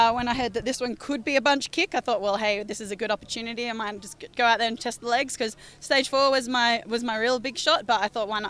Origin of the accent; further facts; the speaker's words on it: Australia; being Australian